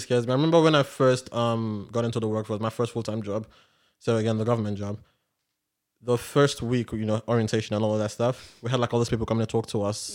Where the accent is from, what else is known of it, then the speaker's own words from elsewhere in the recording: Nigeria; if we're both Nigerian